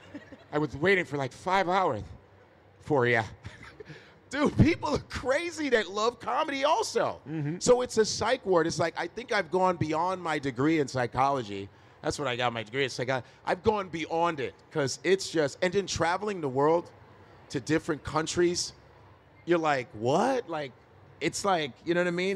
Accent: Chicago, Illinois, United States; I grew up around the Cubs Stadium, like I wasn't that far from Wrigley Field

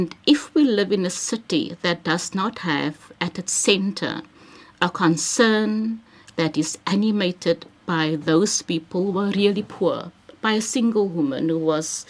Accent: Cape Town, Western Cape, South Africa; moved away; also born or lived in Bellville South / Sea Point; I am from the Cape Flats

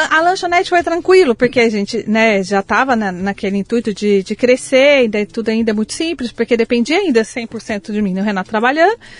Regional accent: Passa Quatro, Minas Gerais, Brazil; moved away; also born or lived in Taubaté; Nasci em Passa Quatro, Minas

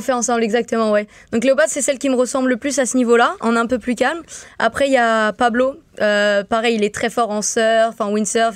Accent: St. Martin; moved away; je viens de Saint-Martin, je suis pas habituée à tout ça, euh, de voir des gros autobus comme ça, des grandes routes, même la neige

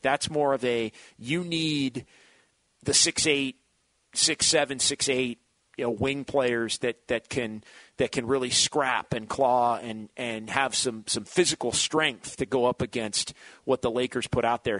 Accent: Sacramento, California, United States; now in San Francisco Bay Area, United States; I grew up in Sacramento

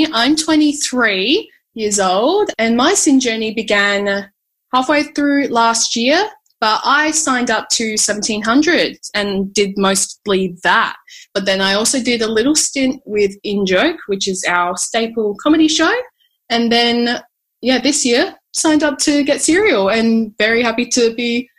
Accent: Adelaide, South Australia, Australia; moved away as an adult; now in Melbourne, Australia; I'm born and raised in Adelaide, South Australia. So I moved to Melbourne pretty recently. Well, if recently is like a year and a half ago.

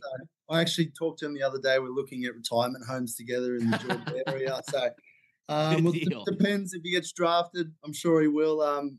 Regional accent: Sydney, New South Wales, Australia; I come from Sydney, Australia

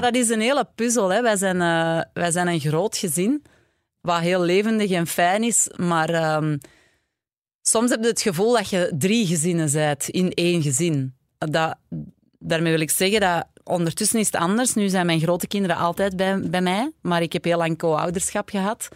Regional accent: Mortsel, Flanders, Belgium; now in Antwerp, Belgium; ik ben zelf afkomstig van Mortsel en ik ben wel altijd al vanaf de eerste kleuterklas in Antwerpen naar school gegaan

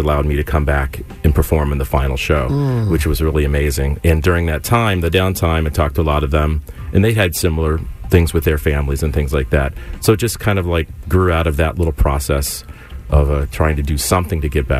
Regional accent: Indiana, United States; moved away; I'm from Indiana, so my mom was getting treatment back in Indiana.

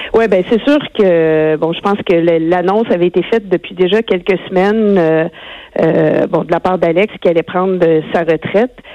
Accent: Rimouski, Quebec, Canada; je suis native de Rimouski

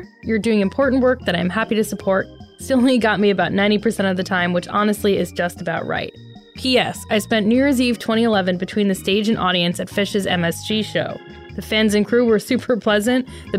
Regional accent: Vermont, United States; I am from Vermont, and saw them live at a UVM dorm in the 80s.

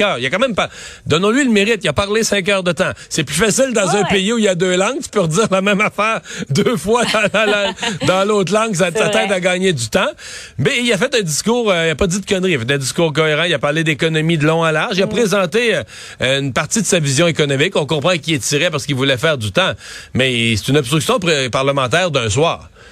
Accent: Quebec, Canada; chez nous au Québec

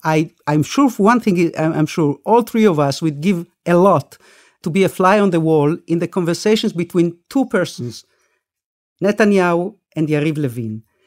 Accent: Israel; also born or lived in Argentina; I wasn't born in this country. I we made Aliyah. We came to Israel from Argentina when I was six with my parents, my brother, and my late sister

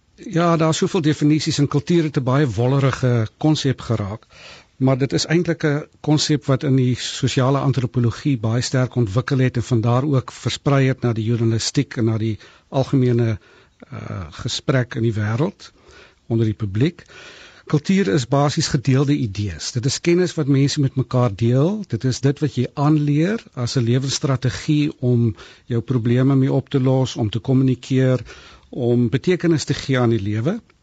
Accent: South Africa; also born or lived in Cape; ons is as Suid-Afrikaners

